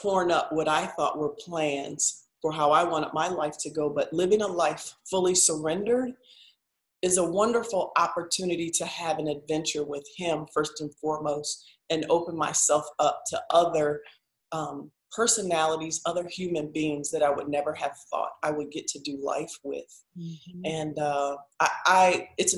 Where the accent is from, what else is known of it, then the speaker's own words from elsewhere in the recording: Midwest, United States; I'm from the Midwest